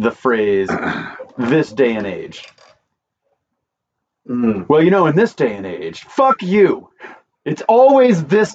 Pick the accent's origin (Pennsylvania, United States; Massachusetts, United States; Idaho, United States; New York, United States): Idaho, United States; I'm from Idaho